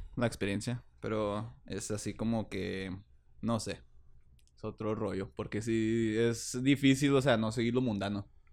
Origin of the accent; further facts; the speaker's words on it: United States; now in Ciudad Juárez, Mexico; me dicen el pocho porque yo crecí en los Estados Unidos. Desde Morrillo nos llevaron a mí y a mis hermanos.